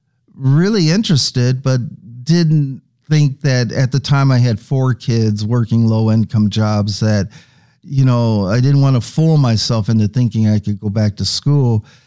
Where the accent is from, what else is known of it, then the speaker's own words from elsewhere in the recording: Fort Atkinson, Wisconsin, United States; also born or lived in Milwaukee, Wisconsin; now in Madison, United States; In the 60s, during the civil unrest, my family moved to Fort Atkinson, Wisconsin, a rural all-white farm community, where I was the first Black kid in 100 years to graduate from Fort Atkinson schools.